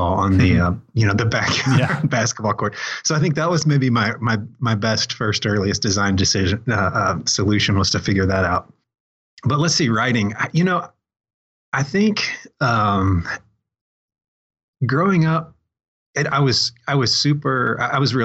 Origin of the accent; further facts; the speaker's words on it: Greenwood, Indiana, United States; I mostly grew up on the south side of Indianapolis